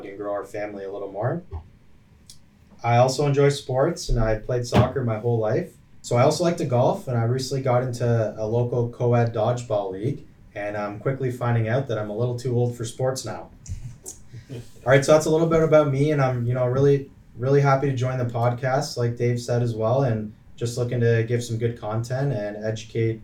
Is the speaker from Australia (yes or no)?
no; Woodstock, Ontario, Canada; I grew up locally here in Woodstock